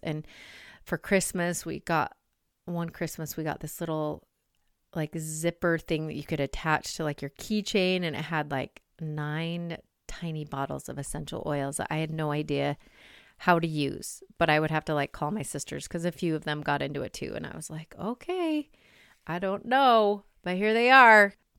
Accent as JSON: {"language": "English", "town": "Salt Lake City", "region": "Utah", "country": "United States", "tie": "born or raised there", "said": "I grew up in Salt Lake"}